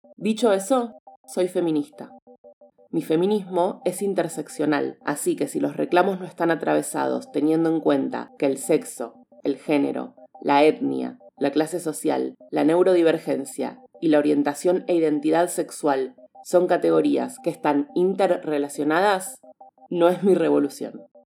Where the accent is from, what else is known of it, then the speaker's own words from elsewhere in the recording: Argentina; Nací y vivo en Argentina